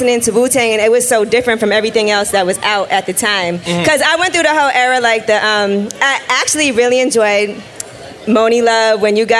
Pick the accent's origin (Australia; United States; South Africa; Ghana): United States; New York City, New York; I'm from Brooklyn